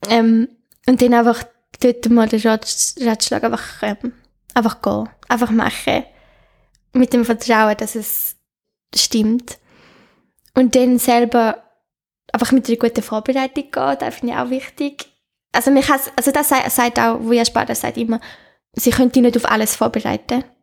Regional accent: Netherlands; Schön, das ist mein Heimatland.

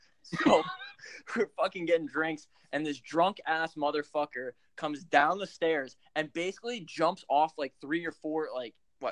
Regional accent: Philadelphia, Pennsylvania, United States; So we're from Philly.

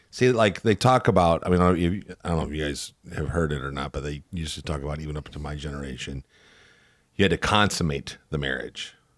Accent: Northwest Indiana, United States; I grew up in Northwest Indiana, so, like, Hammond, Gary, Portage, Valpo area

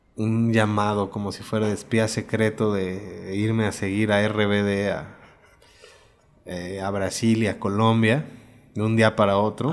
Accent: Mexico; also born or lived in Puebla; Nací aquí, me fui allá después de primero de secundaria, como a los 13, 14 años. Y me regresé terminando la prepa para acá.

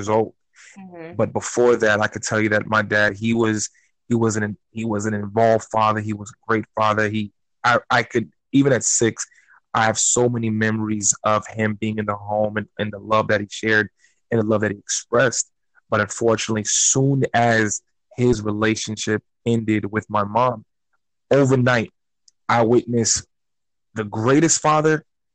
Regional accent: Newark, New Jersey, United States; also born or lived in Florida; now in South Florida, United States; I'm originally from Newark, New Jersey, moved to Florida in the early 90s, where I went to school

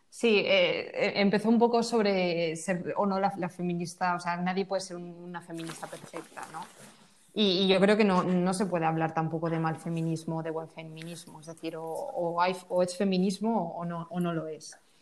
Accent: Valencia, Valencian Community, Spain; yo soy de Valencia

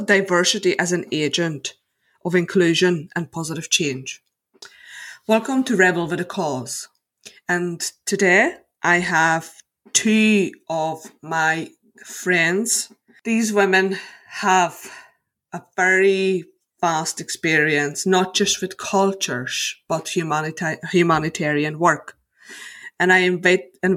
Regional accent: Slovakia; now in Northern Ireland, United Kingdom; I was born in Slovakia and I have Hungarian roots. I moved to Northern Ireland 15 years ago

